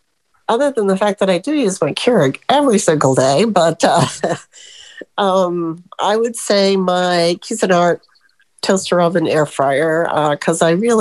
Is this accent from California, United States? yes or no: no; Florida, United States; I'm from Florida, by the way.